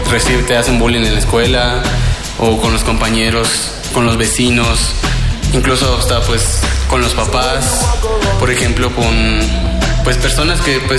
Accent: Mérida, Yucatán, Mexico; now in Cusco, Peru; Vengo de Mérida, Yucatán. Estudio enfermería en la Facultad de Enfermería de la Universidad Autónoma de Yucatán y estoy haciendo movilidad en la Universidad Andina del Cusco

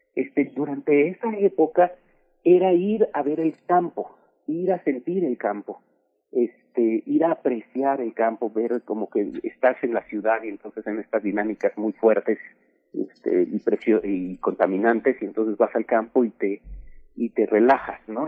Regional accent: Mexico; somos ahora los mexicanos

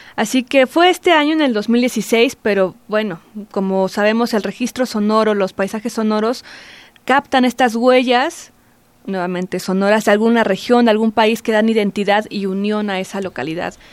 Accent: Mexico; uno como mexicano

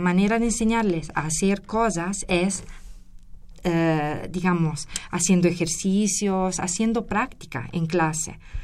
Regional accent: Italy; moved away as an adult; also born or lived in Querétaro, Mexico; now in Mexico City, Mexico; Yo la licenciatura la obtuve en Geología en Italia, soy de, soy de Italia.

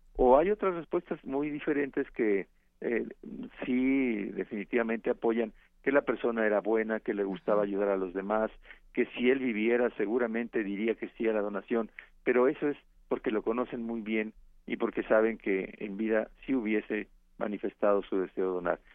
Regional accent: Mexico; cómo somos los mexicanos

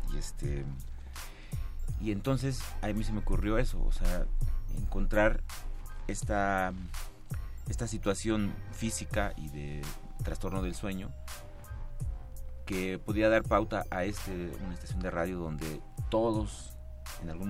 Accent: Mexico; creo que en nuestro país se ha hecho eh, esta pues contraparte de, que nuestra historia como mexicanos, como seres humanos, no importa.

